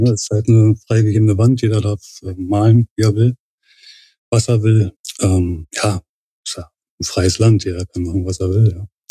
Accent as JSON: {"language": "German", "region": "Berlin", "country": "Germany", "tie": "born or raised there", "said": "geboren und äh, aufgewachsen in Berlin, Pankow."}